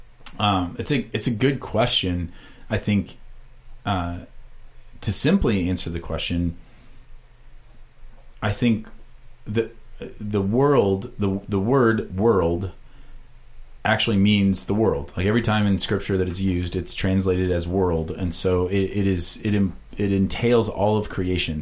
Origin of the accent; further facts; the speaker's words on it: Iowa, United States; moved away; I was from Iowa